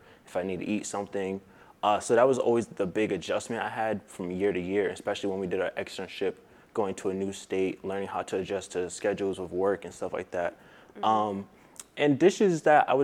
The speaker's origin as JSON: {"language": "English", "town": "Providence", "region": "Rhode Island", "country": "United States", "tie": "born or raised there", "said": "I'm from Providence, Rhode Island, born and raised"}